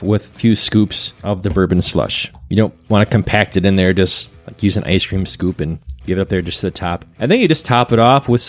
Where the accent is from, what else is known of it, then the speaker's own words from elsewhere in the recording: Wisconsin, United States; growing up in Wisconsin and drinking these cocktails at Christmas time.